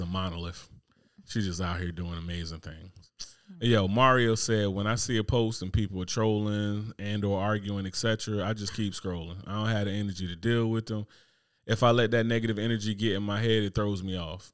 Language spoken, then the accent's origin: English; New Jersey, United States; moved away; growing up in Jersey